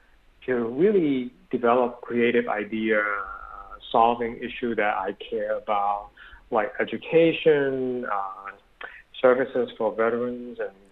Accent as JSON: {"language": "English", "town": "Berkeley", "region": "California", "country": "United States", "said": "I'm a product of Berkeley, so people always say I'm from the Republic of Berkeley, so I'm very liberal."}